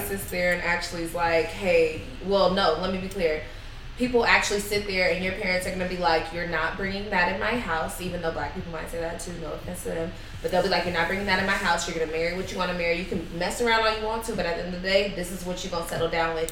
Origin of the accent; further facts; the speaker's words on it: Bay Area, California, United States; growing up in Bay Area